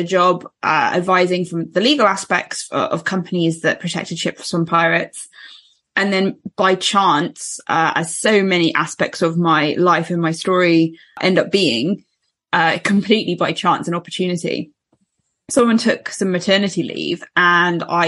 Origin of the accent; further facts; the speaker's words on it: United Kingdom; as a British person